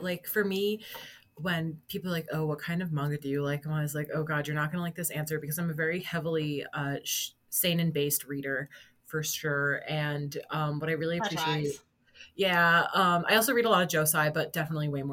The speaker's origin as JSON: {"language": "English", "country": "United States"}